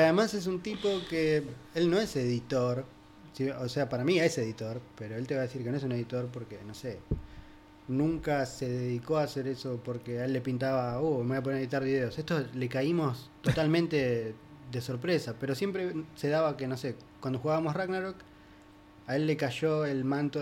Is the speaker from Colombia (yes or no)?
no; Pinamar, Buenos Aires Province, Argentina; crecí en Pinamar. Yo me fui de Capital Federal a eso de los 8 años.